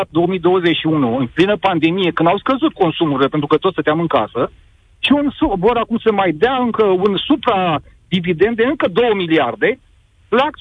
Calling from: Piatra Neamț, Neamț County, Romania; din Piatra Neamț

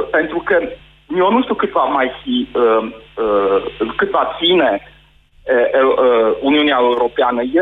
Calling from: Sweden; sunt din Suedia, da.

